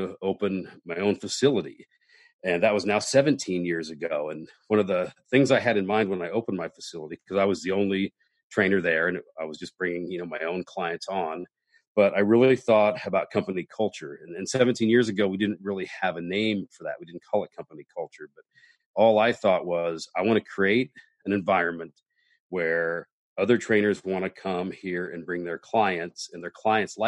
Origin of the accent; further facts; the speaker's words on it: Midwest, United States; now in Los Angeles, United States; I'm from the Midwest and I have grown up in that blue collar